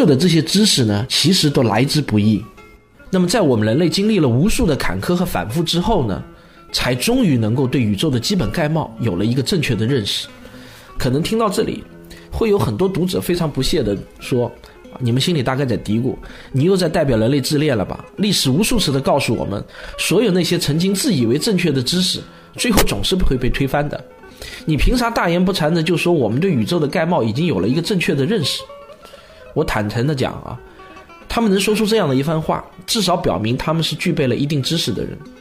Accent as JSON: {"language": "Chinese", "country": "China", "said": "我们中国人"}